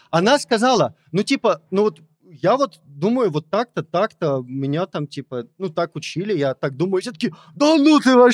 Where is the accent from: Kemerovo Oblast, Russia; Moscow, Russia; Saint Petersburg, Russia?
Kemerovo Oblast, Russia; Kemerovo; Я позавчера из Кемерово. Это Сибирь, это... Ну, типа, столица Сибири. И на меня смотрят мои друзья типа детства